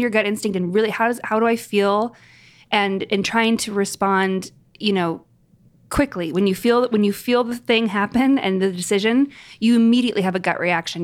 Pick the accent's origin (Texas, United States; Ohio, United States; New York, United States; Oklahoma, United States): New York, United States; as a New Yorker